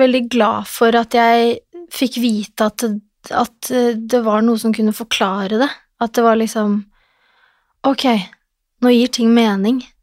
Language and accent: Norwegian; Lillestrøm, Akershus, Norway; moved away; also born or lived in Oslo; Jeg er fra Lillestrøm, en liten by hvor alle kjenner alle